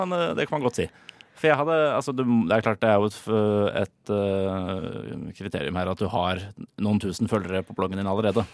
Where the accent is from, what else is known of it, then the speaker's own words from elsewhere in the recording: Oslo, Norway; som nordmann og osloboer